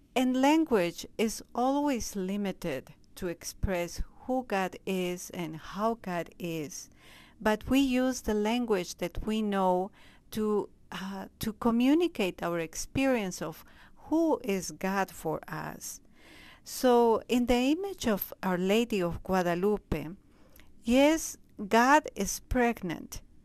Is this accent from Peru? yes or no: yes; Peru; moved away as an adult; now in Springfield, United States; I was born in Peru. I entered in the community in Peru